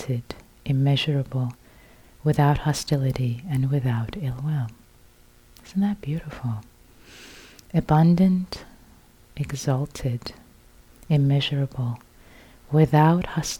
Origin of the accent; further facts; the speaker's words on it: Iran; I was born in Iran, so I was born into a Muslim family